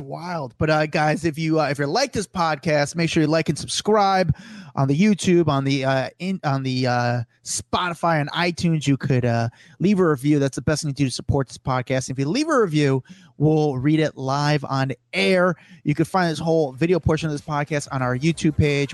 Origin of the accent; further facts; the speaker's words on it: New York, United States; as a New Yorker